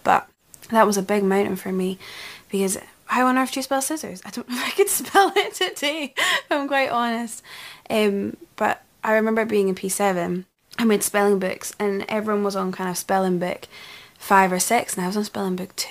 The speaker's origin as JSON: {"language": "English", "region": "Scotland", "country": "United Kingdom", "said": "we're Scottish as well, so speaking fast is kind of the norm."}